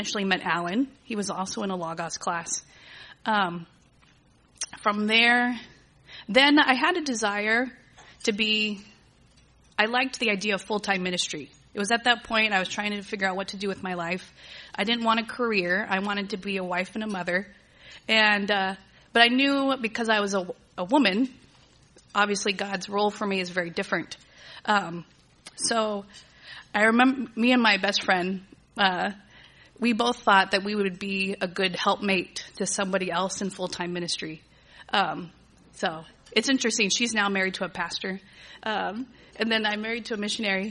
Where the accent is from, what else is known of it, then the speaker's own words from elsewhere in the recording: Agua Dulce, California, United States; also born or lived in Torrance, California; I was born and raised here in Southern California. I was born in Torrance. My family moved up to Agua Dulce when I was in second grade